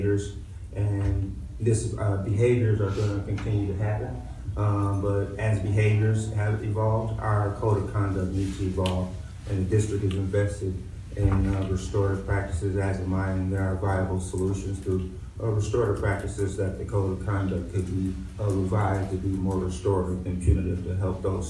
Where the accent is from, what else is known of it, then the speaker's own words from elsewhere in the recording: Beloit, Wisconsin, United States; I'm born and raised in Beloit, Wisconsin